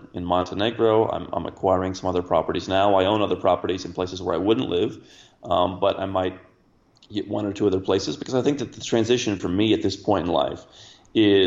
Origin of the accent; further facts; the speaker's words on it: Cleveland, Ohio, United States; moved away; I grew up in Cleveland, Ohio